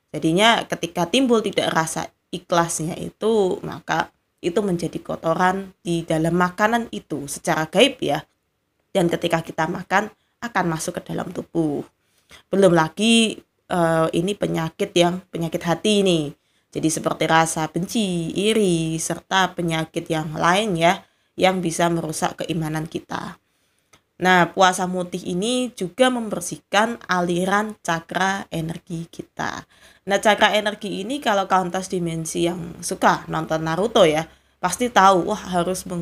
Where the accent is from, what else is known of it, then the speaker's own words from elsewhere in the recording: Java, Indonesia; Tetapi saya sendiri juga belum pernah mempraktekkan meskipun saya orang Jawa juga ya.